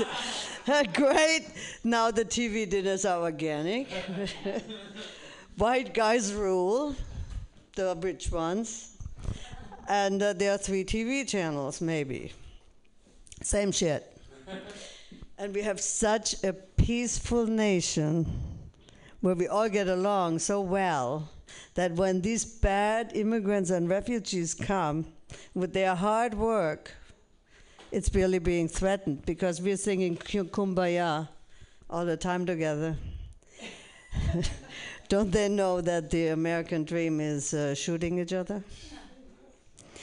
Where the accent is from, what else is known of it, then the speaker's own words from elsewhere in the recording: Germany; now in United States; I'm originally from Germany, the land of the thinkers and Hitler